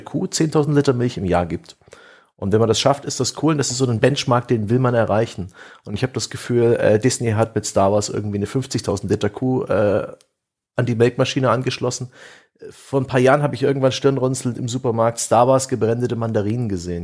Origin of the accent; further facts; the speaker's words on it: Saxon Switzerland, Saxony, Germany; es eben auch meine Heimat ist